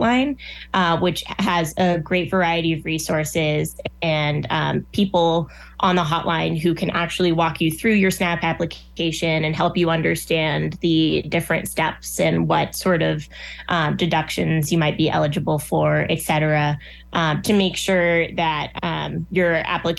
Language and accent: English; Nebraska, United States; I moved here when I was eight. So I've grown up here longer than anyone else, anywhere else